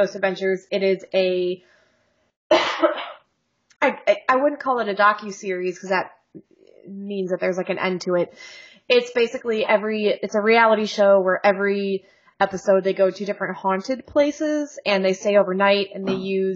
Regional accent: Ohio, United States; also born or lived in near Chicago; now in Chicago area, United States; I'm from Ohio

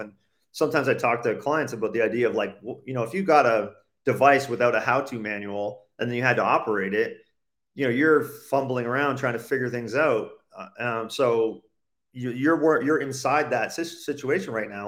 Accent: Canada; born or raised there; moved away as an adult

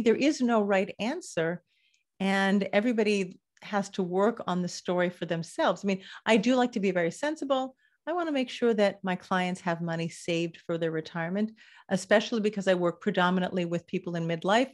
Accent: Los Angeles, California, United States; now in Israel; I grew up in Los Angeles

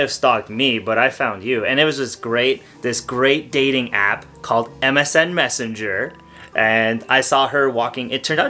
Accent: Canada

